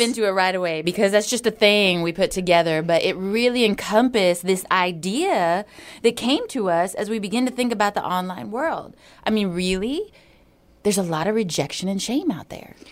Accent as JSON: {"language": "English", "region": "Hawaii", "country": "United States", "tie": "born or raised there", "moved": "yes", "said": "I grew up in Hawaii"}